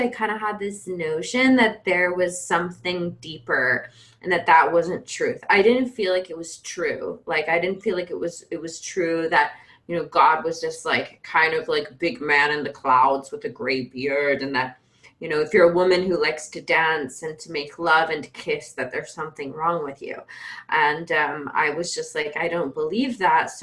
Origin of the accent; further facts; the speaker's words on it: Georgia, United States; I grew up in Georgia in the Bible Belt. So I'm a Georgia girl